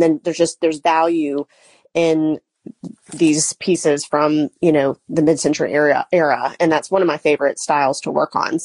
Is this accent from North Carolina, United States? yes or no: yes; Charlotte, North Carolina, United States; also born or lived in Gastonia, North Carolina; I am originally from Charlotte, North Carolina, and I live about 30 minutes from Charlotte in Gastonia, North Carolina at the time